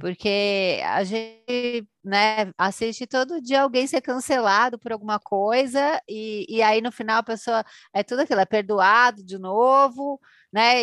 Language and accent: Portuguese; Brazil; a gente é aqui do Brasil